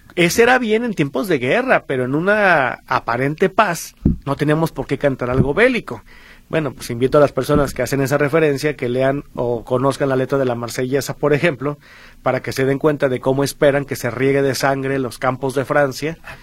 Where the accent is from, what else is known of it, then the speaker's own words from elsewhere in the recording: Mexico; para nosotros como mexicanos